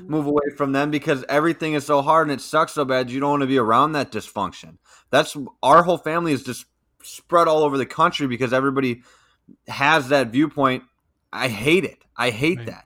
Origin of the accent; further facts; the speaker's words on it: Dane County, Wisconsin, United States; I grew up in Dane County